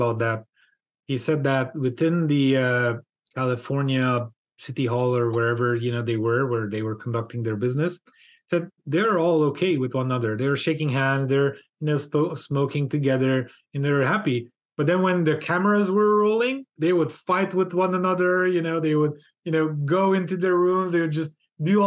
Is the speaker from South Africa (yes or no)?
no; Romania; moved away; also born or lived in Hungary; I was born in Romania. So I'm a Hungarian born in Romania. So I have both citizenships.